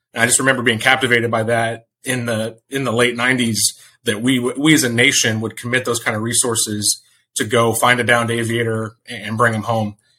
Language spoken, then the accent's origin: English; Hill Country, just north of San Antonio, Texas, United States; moved away; I grew up in the Hill Country, just north of San Antonio